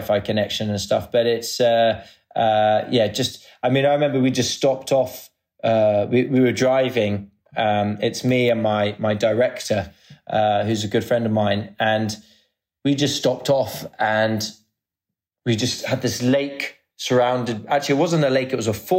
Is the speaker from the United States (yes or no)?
no; England, United Kingdom; now in Dubai, United Arab Emirates; I'm from England, but I live in Dubai.